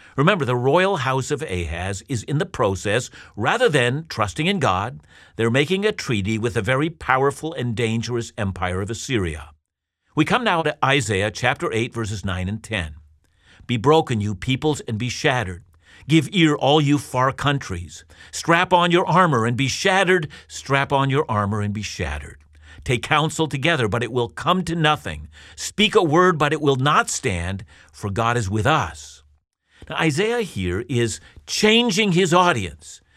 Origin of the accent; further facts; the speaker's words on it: Canada; as a Canadian Christian